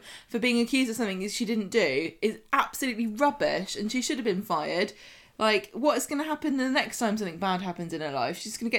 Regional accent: United Kingdom; But I guess we're British, so it goes with the territory, literally.

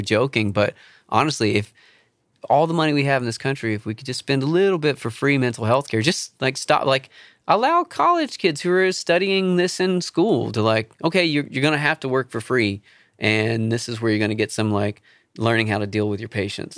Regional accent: Charleston, South Carolina, United States; moved away; I grew up in Charleston

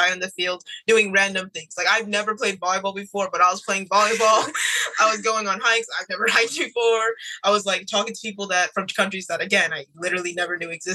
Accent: Houston, Texas, United States; We're both from Houston, Texas

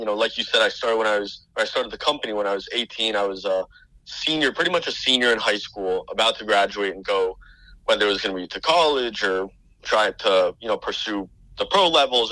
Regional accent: North Miami, Florida, United States; I grew up in North Miami, Florida, pretty much as south of Florida as you can get

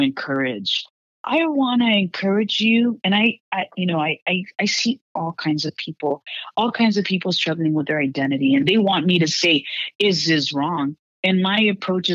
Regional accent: Houston, Texas, United States; moved away as an adult; I'm from Houston, Texas as well, and growing up in this ultra conservative background in Texas

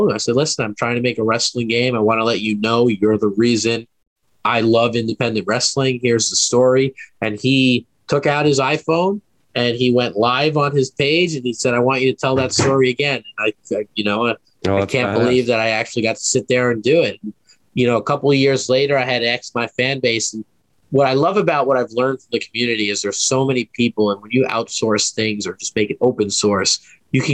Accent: New York City, New York, United States; I grew up in Queens, New York

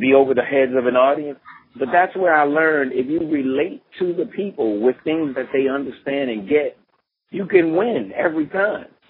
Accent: Philadelphia, Pennsylvania, United States; moved away as an adult; now in New York, United States; I'm from Philadelphia

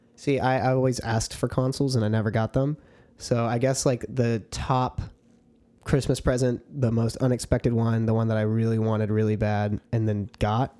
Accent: Texas, United States; I was born in Texas

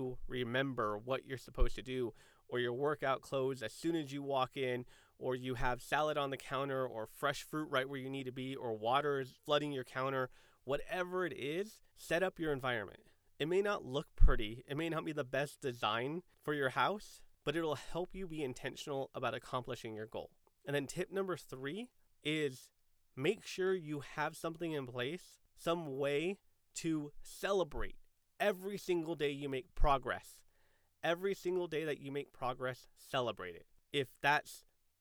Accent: San Diego, California, United States; I grew up in San Diego

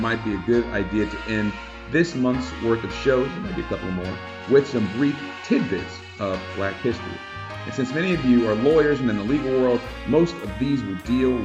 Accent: Columbia, South Carolina, United States; my hometown of Columbia, South Carolina

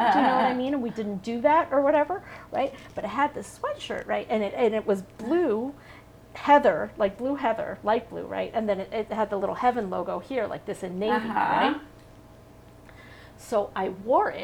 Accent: Los Angeles, California, United States; I grew up in Los Angeles.

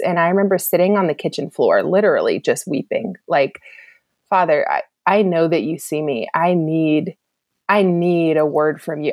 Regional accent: East Cobb, Georgia, United States; also born or lived in Louisiana; I grew up in East Cobb as well at Lassiter

